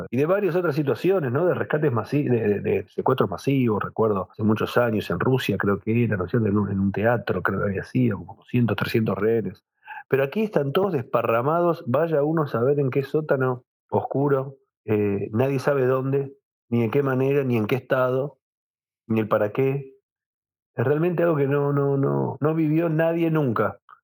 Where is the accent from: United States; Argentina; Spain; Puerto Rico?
Argentina; Buenos Aires; yo nací, en Buenos Aires, al igual que mis padres, al igual que mis hijos, al igual que mis nietos somos argentinos